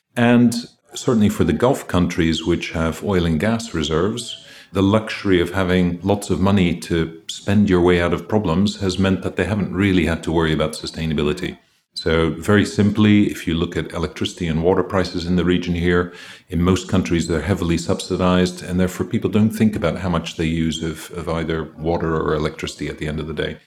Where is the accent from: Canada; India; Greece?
Greece; I grew up in Greece, so my mother had three sons